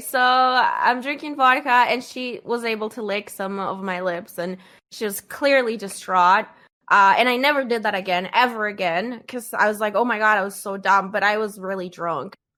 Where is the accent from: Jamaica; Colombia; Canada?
Colombia; I grew up in Colombia in the nineties.